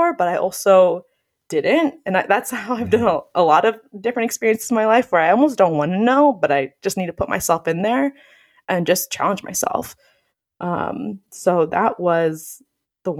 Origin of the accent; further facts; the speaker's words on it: Phoenix, Arizona, United States; I grew up here in Phoenix